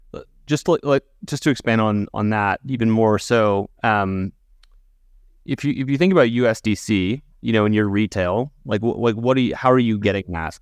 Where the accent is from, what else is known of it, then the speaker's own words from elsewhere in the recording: United States; as American citizens